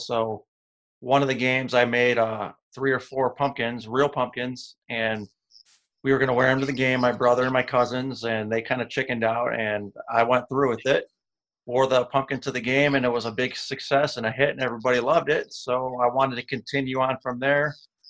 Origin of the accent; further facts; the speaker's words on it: Cleveland, Ohio, United States; Just born and bred in Cleveland here, and it's just a way of life here in Ohio.